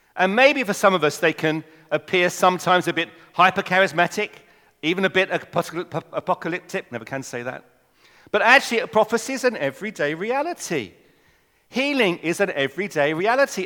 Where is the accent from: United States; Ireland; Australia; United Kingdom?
United Kingdom; England; accent: English; I'm an Englishman. You might not have noticed from my accent